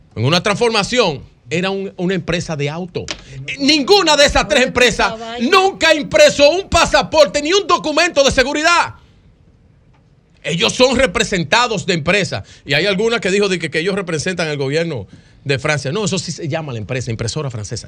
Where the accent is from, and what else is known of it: Dominican Republic